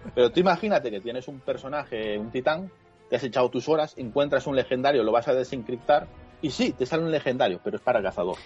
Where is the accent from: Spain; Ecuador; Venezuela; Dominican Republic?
Spain; soy español